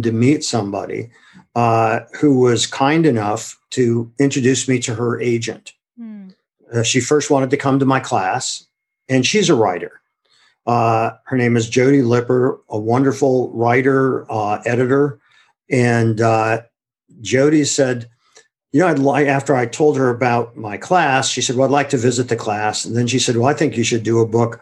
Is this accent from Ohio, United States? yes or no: yes; Akron, Ohio, United States; I'm originally from Akron, Ohio. And growing up there